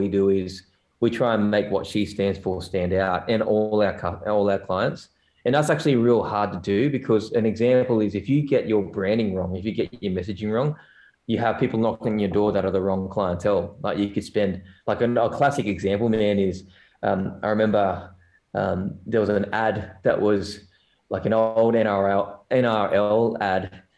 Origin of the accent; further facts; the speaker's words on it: South Korea; now in Australia; I have an Asian background, but I'm from South Korea, man. And that's my heritage, not North, because if I was North, I would be a damn good swimmer.